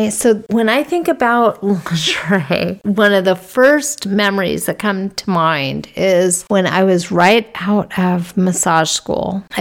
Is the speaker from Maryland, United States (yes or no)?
no; Las Vegas, Nevada, United States; Anyway, I'm from Vegas, and that was one of the best experiences we had while we were there.